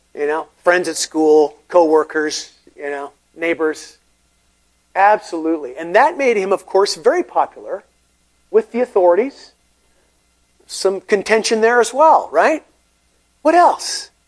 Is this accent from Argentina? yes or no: no; Portland, Oregon, United States; growing up in Portland